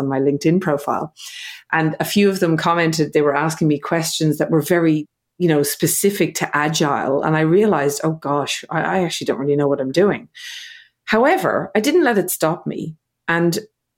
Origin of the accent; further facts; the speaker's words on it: Ireland; now in Australia; I'm living in Australia. I'm from Ireland.